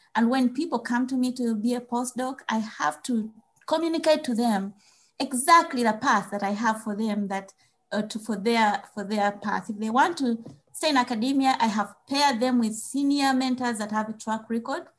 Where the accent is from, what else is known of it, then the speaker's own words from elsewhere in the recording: Uganda; moved away as an adult; now in United States; growing up in Uganda